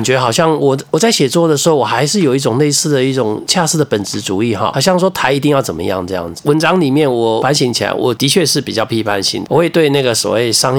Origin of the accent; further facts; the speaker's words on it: southern Taiwan, Taiwan; 譬如说我从南部来的，我的台语歌曲。会认为是我在没有接受到华语的耳朵以前听的台语歌曲，我就只能这样讲。